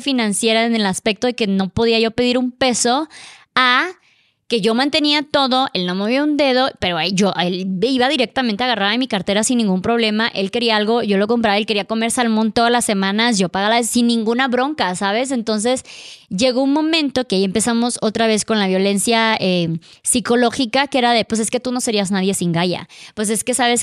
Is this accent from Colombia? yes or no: no; Mexico; now in Mexico City, Mexico; ya estaba yo en mi país